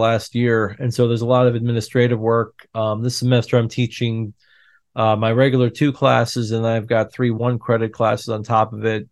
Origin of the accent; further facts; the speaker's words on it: upstate New York, United States; moved away; a kid in an apple orchard countryside Vista in upstate New York